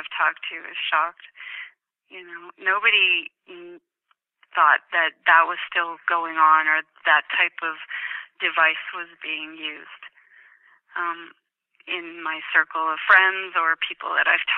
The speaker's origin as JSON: {"language": "English", "country": "Canada", "said": "as a Canadian"}